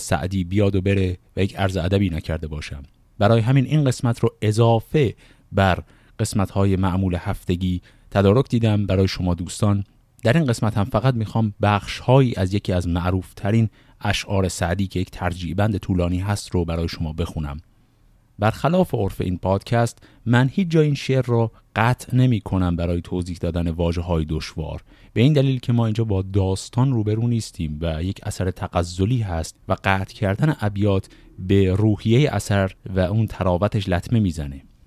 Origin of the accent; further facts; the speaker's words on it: Shiraz, Fars, Iran; من خودم اهل شیراز هستم